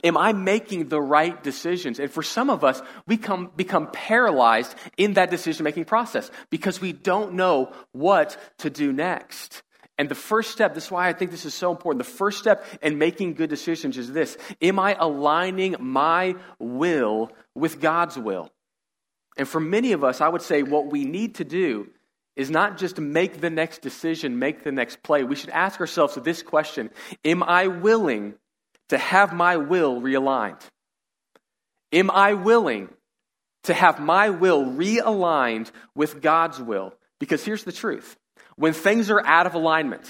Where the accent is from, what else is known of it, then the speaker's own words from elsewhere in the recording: Katy, Texas, United States; we grew up in the Katy area